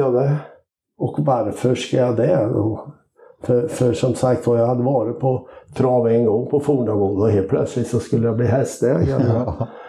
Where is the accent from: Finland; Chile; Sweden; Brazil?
Sweden; Karlskoga, Värmland; moved away as an adult; now in Lindesberg, Sweden; Jag är ju räknar mig som värmlänning som flyttade till Lindesberg då 1977